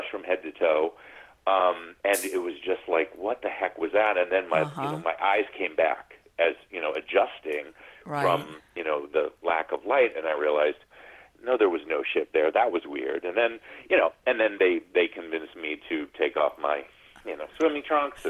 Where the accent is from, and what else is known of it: New England, United States; born or raised there; now in California, United States